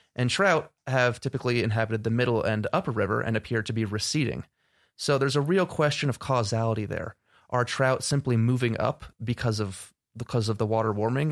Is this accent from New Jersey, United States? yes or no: yes; Tenafly, New Jersey, United States; moved away as an adult; now in Montana, United States; I'm originally from Tenafly, New Jersey